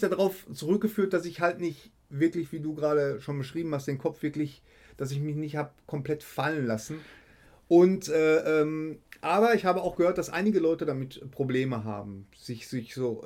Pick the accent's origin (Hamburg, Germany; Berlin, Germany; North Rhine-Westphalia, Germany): North Rhine-Westphalia, Germany; Bochum; Ich komme aus Bochum